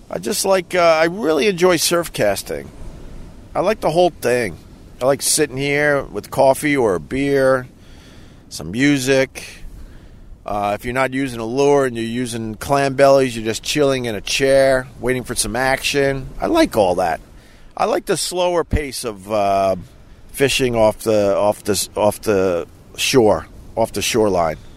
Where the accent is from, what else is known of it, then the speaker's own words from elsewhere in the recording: New York, United States; No, I'm just from Long Island